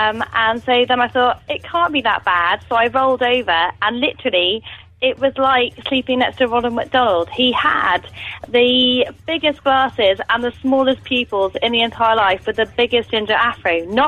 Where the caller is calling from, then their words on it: London, United Kingdom; I'm calling from London.